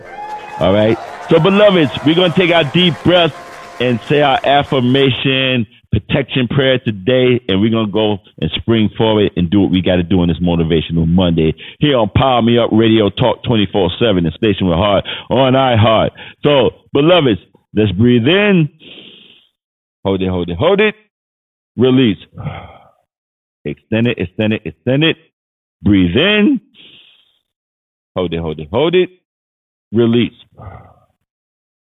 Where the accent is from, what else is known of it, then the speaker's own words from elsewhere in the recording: New York City, New York, United States; I grew up in New York City, so Times Square was like regular for me